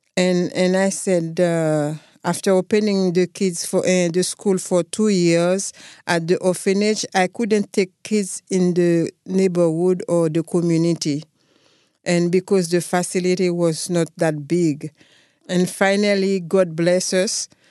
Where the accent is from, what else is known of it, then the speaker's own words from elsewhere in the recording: Haiti; I come from a village named Damascene. It's a small village with about five thousand people. My dad is a farmer